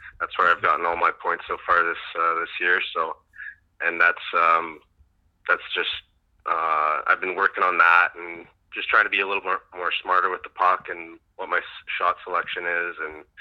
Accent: Canada; I'm Canadian.

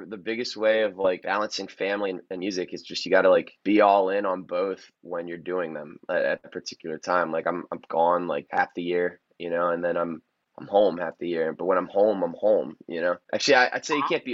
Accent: Annapolis, Maryland, United States; downtown Annapolis, which is the city I'm from.

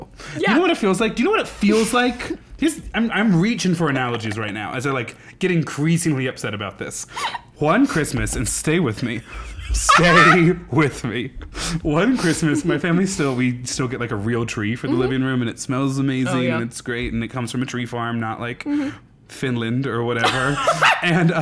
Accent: Nebraska, United States; moved away; As a person who came from Nebraska and you would go to, like, other places... And I'd be like, I'm from Nebraska.

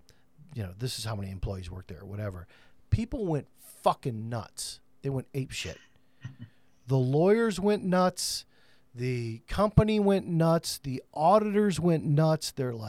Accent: Flint, Michigan, United States; growing up in Flint from a General Motors hub and home

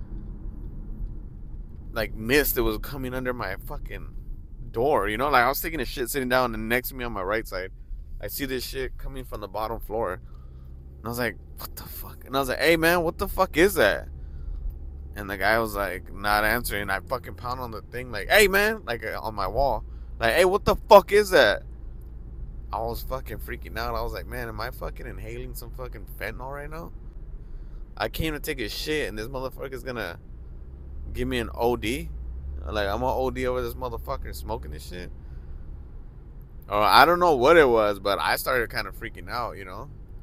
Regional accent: Los Angeles, California, United States; I grew up in Hollywood

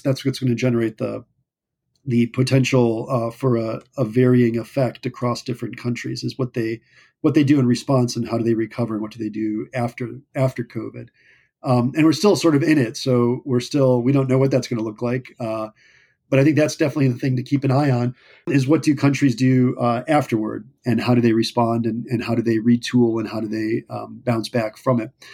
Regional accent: United States; as the American people

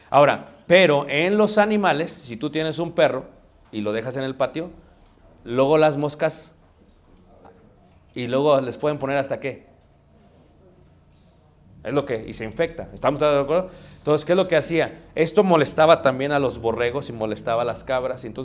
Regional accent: Mexico; Pero nosotros ¿qué hacemos? somos mexicanos. Lo que importa es qué? Ahorrar.

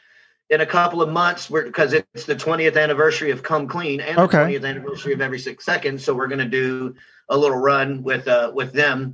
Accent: Memphis, Tennessee, United States; moved away as an adult; now in Houston, United States; I'm from Memphis, and I lived in Memphis until 2009.

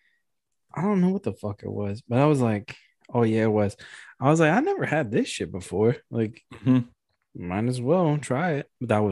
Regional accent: Memphis, Tennessee, United States; also born or lived in New York; I grew up in Memphis. Mm-hmm. I'm from New York, but grew up in Memphis.

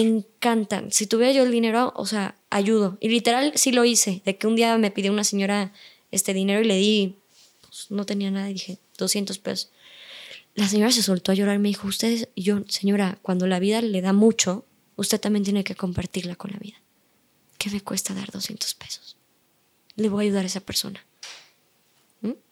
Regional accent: Mexico; Yo, México

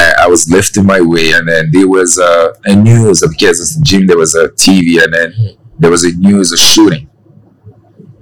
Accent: Cameroon; now in Canada; I'm from Cameroon

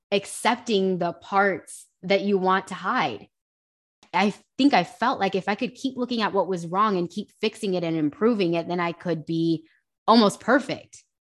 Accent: Hayward, California, United States; also born or lived in Union City; So I originally I kind of hopped around a lot as a kid. Um, I spent some time in Hayward, Union City. It, it's literally like a slew of cities, but um, the Bay Area.

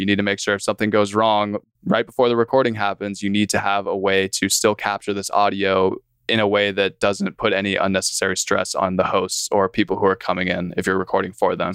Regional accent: San Diego, California, United States; moved away as an adult; now in Fort Worth, United States; I'm San Diego born and raised, ended up in Texas

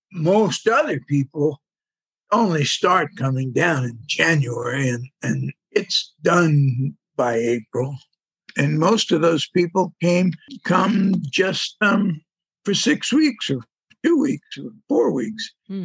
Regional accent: New York, United States; now in Florida, United States; a lot of these people came from somewhere else, and I came from New York, and I always feel like I'm 5 steps ahead of them. A lot of stupid people came to Florida.

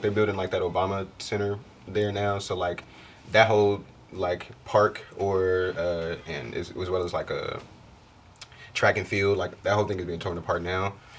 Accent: Chicago, Illinois, United States; I'm from the Jackson Park, High Park neighborhoods of Chicago.

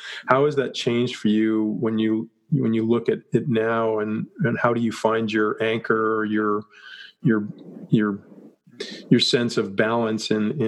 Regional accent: Canada; I'm Canadian. He's American.

